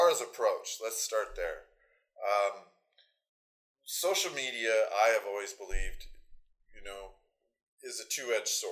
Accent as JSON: {"language": "English", "town": "Lynden", "region": "Washington", "country": "United States", "tie": "born or raised there", "said": "I grew up in Linden, so obviously I'm biased. Uh, but having lived there for so long and gone from a population, I think when I was younger, it was about 3,200 to now we're 15,000 something"}